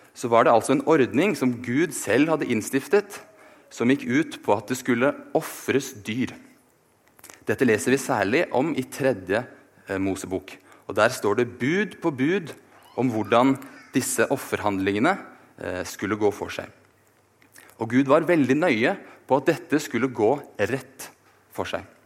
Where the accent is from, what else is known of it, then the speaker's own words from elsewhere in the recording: Oslo, Norway; moved away as an adult; now in Bergen, Norway; Jeg er født og oppvokst i Oslo, men har likevel klart å forville meg hit til Vestlandet